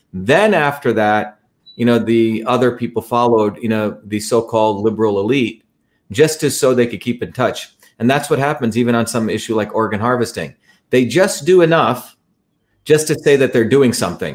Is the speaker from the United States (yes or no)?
no; India; moved away; I grew up in India